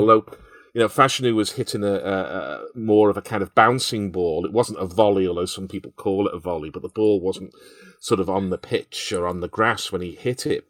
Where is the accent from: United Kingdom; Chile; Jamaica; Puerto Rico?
United Kingdom; Liverpool, North West England; I can remember playing football on ash pitches as well in Liverpool.